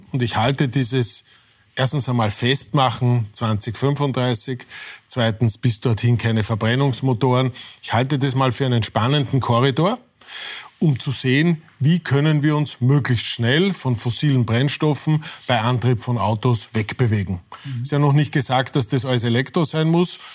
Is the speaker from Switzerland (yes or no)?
no; Irdning, Styria, Austria; egal ob in äh, Irtning, meiner Heimatgemeinde, oder in Brüssel